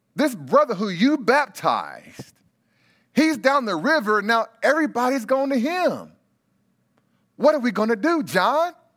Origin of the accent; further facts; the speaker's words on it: Bakersfield, California, United States; I grew up in Bakersfield, California